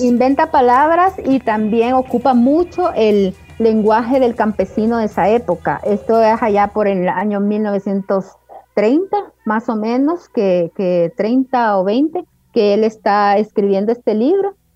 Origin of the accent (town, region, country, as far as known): El Salvador